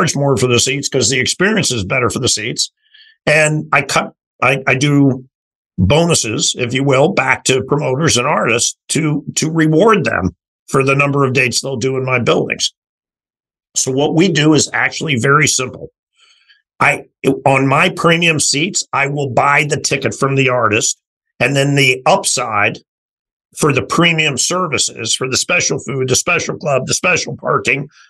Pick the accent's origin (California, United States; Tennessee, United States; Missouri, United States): Missouri, United States; St. Louis; moved away; also born or lived in Los Angeles / Toronto; I grew up in St. Louis, six brothers and sisters.